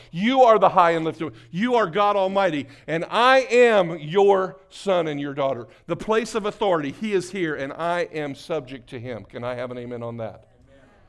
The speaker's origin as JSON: {"language": "English", "town": "New Castle", "region": "Indiana", "country": "United States", "tie": "born or raised there", "said": "I was born in Newcastle, Indiana"}